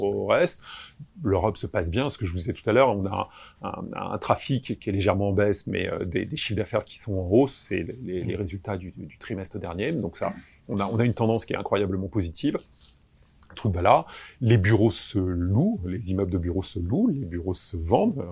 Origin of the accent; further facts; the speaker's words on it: Créteil, Île-de-France, France; Je suis né à Créteil